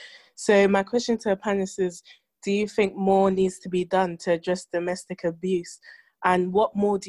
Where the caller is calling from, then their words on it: London, United Kingdom; I'm calling in from London.